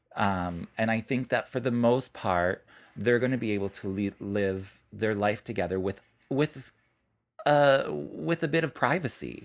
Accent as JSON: {"language": "English", "town": "Chicago", "region": "Illinois", "country": "United States", "moved": "yes", "lives_now": "New York, United States", "said": "I'm from Chicago"}